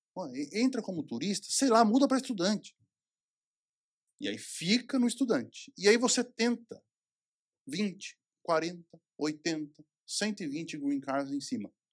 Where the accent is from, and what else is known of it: Brazil; moved away